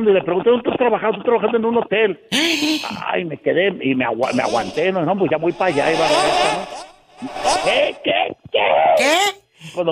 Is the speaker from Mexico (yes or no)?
yes; Tampico, Tamaulipas, Mexico; born there; Eh, nací en Tamaulipas, pero me crié acá en el otro lado.